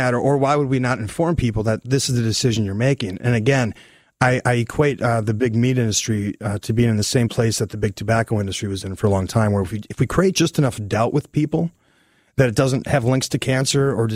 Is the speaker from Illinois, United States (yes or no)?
no; Wisconsin, United States; my grandparents, I'm from Wisconsin, they had a farm